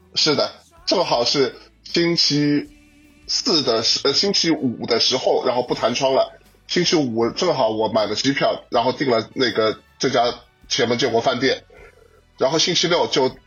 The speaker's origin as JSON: {"language": "Chinese", "region": "Shanghai", "country": "China", "said": "我们上海这边"}